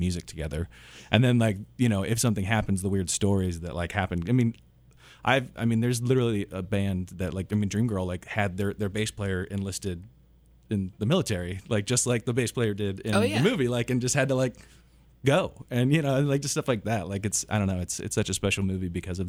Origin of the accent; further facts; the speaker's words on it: Lansing, Kansas, United States; I grew up over in Lansing.